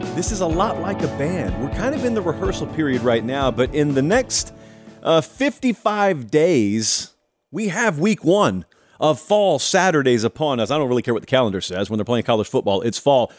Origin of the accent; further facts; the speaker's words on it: Georgia, United States; moved away; back in my home state